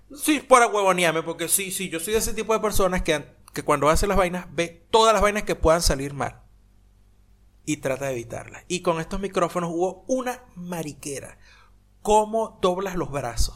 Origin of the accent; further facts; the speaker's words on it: Venezuela; moved away; me fui de Venezuela